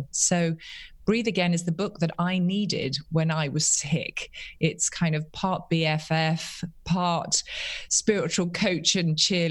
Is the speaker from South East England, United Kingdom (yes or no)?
no; London, United Kingdom; now in Charlotte, United States; I'm a Londoner born and bred